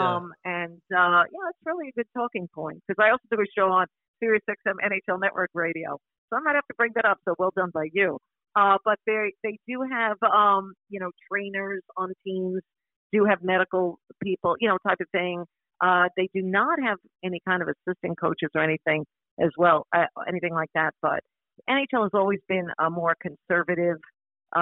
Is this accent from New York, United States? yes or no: yes; Long Island, New York, United States; moved away; also born or lived in Manhattan, New York City; I was born in Manhattan, in New York City. And even though I grew up on Long Island